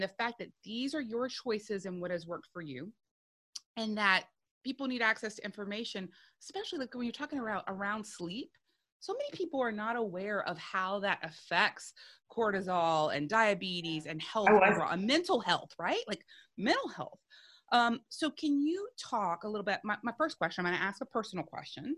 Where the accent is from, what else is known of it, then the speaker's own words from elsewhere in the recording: South Louisiana, United States; I'm a woman from South Louisiana.